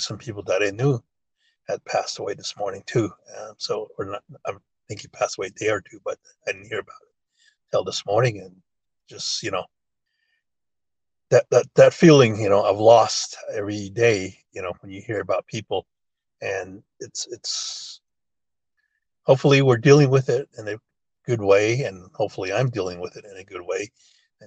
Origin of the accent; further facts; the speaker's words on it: Cameron, Arizona, United States; English is a second language; ever since I was a kid herding sheep out here